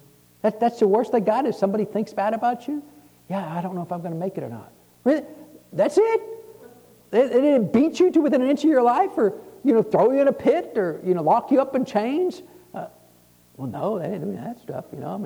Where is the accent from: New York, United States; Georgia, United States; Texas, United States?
Texas, United States; So God heard, I'm from Texas.